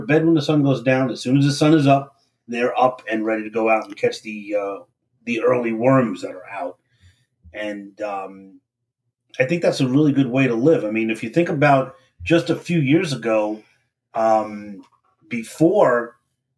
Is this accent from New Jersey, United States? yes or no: no; New York City, New York, United States; moved away; We're both from Brooklyn